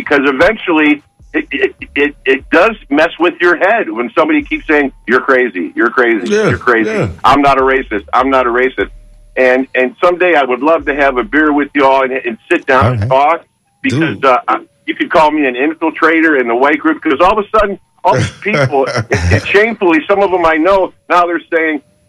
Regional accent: Detroit, Michigan, United States; moved away; I'm from Detroit

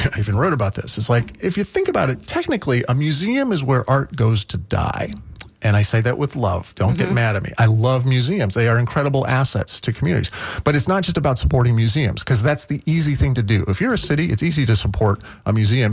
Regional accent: Akron, Ohio, United States; born or raised there; now in St. Petersburg, United States

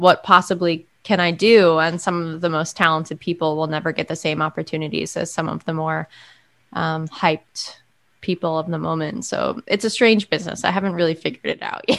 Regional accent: Monument, Colorado, United States; moved away as an adult; also born or lived in New York City; now in Philadelphia, United States; I grew up in Monument, Colorado, which is a small town about 50 miles south of Denver

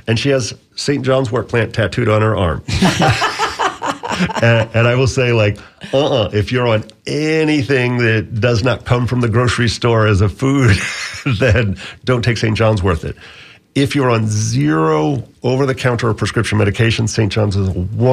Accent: Bahamas; now in Florida, United States; I grew up in the Bahamas as a teenager, and so I learned a lot of the Caribbean plants

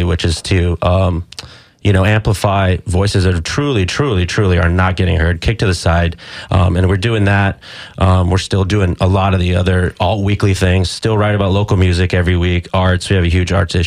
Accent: Tampa, Florida, United States; Grew up here. I like to say I went through puberty here, 11 years old

